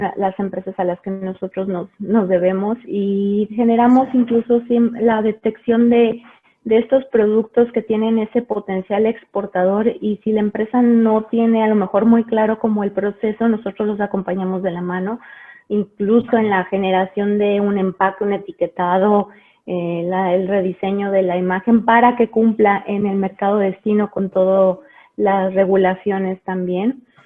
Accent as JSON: {"language": "Spanish", "town": "León", "region": "Guanajuato", "country": "Mexico", "tie": "born or raised there", "also_born_or_lived": "Mexico City", "said": "yo nací en la Ciudad de México hace 35 años. Eh, pero bueno, me vine muy chica a vivir aquí a la ciudad de León, Guanajuato, entonces soy leonesa y guanajuatense de corazón."}